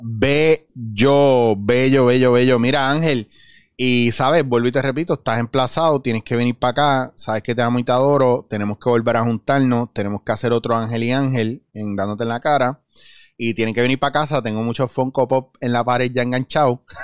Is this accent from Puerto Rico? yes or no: yes; Puerto Rico; somos puertorriqueños